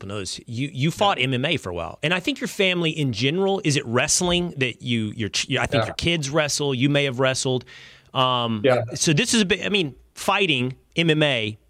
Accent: Sherman, Texas, United States; I'm from North Texas. I'm from Sherman, Texas.

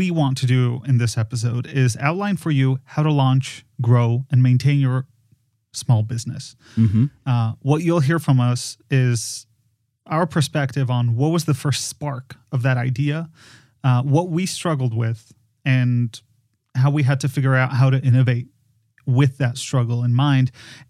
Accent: Poland; moved away; I am from Poland.

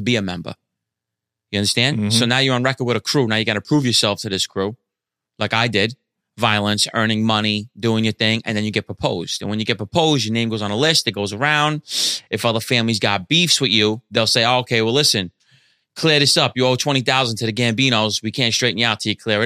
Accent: New York City, New York, United States; also born or lived in Canarsie, Brooklyn; moved over there when I was like 9 years old

